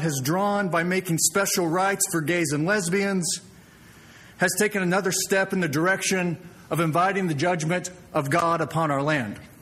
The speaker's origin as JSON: {"language": "English", "town": "Springfield", "region": "Missouri", "country": "United States", "tie": "born or raised there", "said": "I was born and raised in Springfield, Missouri"}